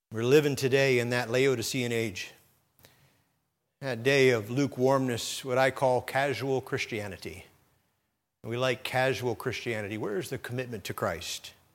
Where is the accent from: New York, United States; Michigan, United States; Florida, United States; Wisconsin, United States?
Wisconsin, United States; Sheboygan; as a boy growing up in Sheboygan, Wisconsin